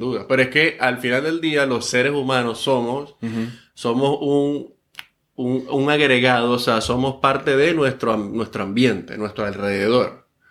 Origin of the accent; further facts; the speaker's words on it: Venezuela; moved away as an adult; also born or lived in Houston, Texas; now in Katy, United States; soy venezolano, tengo en Houston 10 años este, y actualmente vivo aquí en la ciudad de Katy